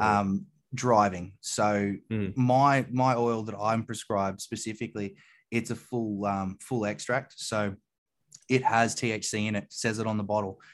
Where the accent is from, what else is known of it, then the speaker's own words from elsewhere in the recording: New South Wales, Australia; In New South Wales, which is my home state